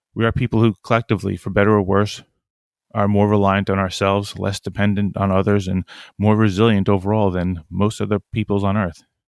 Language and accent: English; Long Island, New York, United States; also born or lived in Brooklyn, New York / Philadelphia / Newport, Rhode Island / Japan; I grew up on Long Island, nearby